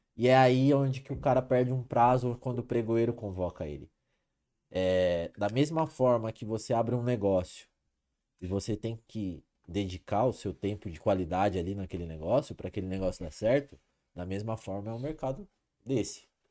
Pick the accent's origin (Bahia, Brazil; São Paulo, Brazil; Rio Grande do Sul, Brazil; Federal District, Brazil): São Paulo, Brazil; Ribeirão Preto; sou natural de Ribeirão Preto